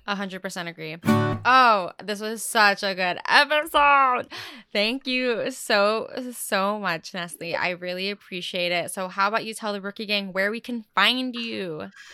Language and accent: English; Fullerton, California, United States; first language English; also born or lived in La Habra; I'm from Fullerton. I was born in La Habra